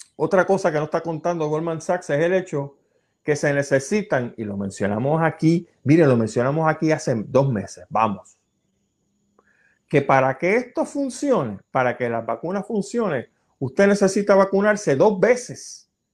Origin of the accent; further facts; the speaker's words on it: Puerto Rico; Nuestra isla de Puerto Rico